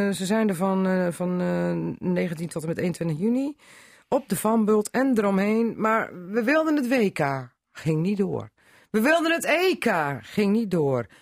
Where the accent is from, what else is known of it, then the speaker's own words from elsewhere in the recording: Drenthe, Netherlands; we zijn Drenten onder elkaar